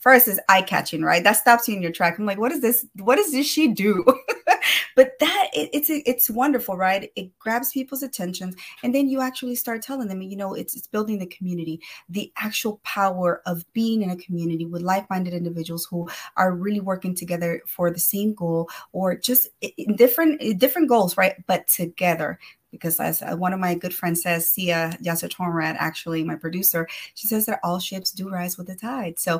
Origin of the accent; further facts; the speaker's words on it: El Salvador; now in Houston, United States; I'm originally from El Salvador